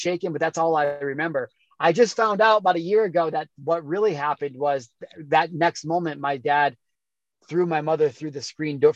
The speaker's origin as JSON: {"language": "English", "region": "Midwest", "country": "United States", "tie": "born or raised there", "said": "growing up in the Midwest"}